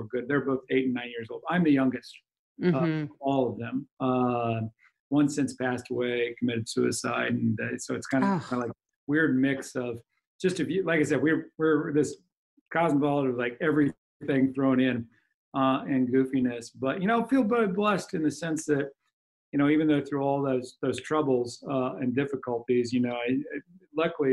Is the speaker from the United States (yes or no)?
yes; Kansas City, United States; moved away as an adult; now in Seattle, United States; I'm born and raised in Kansas City. Been up here for 20 years